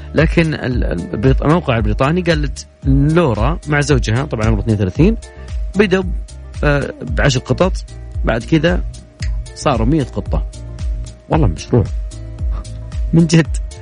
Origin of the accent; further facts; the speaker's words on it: Riyadh, Riyadh Province, Saudi Arabia; عندنا في الرياض